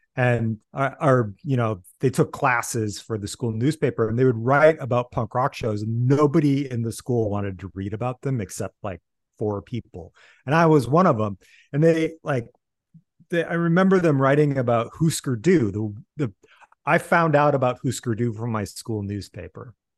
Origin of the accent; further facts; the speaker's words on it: Iowa City, Iowa, United States; moved away; I grew up in Iowa City